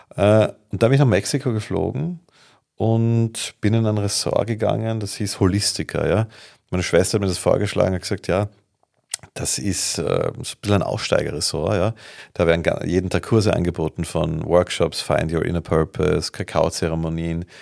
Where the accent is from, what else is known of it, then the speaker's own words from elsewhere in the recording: Vienna, Austria; Ich komme aus Wien